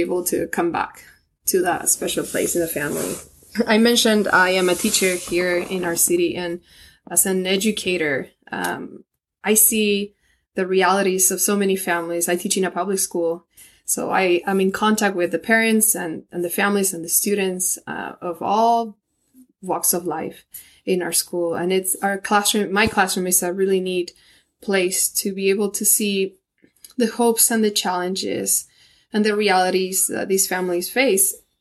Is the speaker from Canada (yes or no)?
no; Argentina; now in Springville, United States; originally, I am from Argentina.